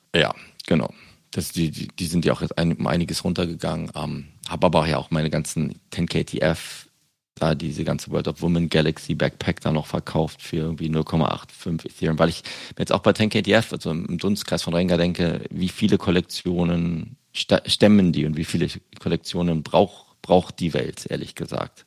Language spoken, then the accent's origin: German; Berlin, Germany; now in United Kingdom; aus meiner Heimatstadt Berlin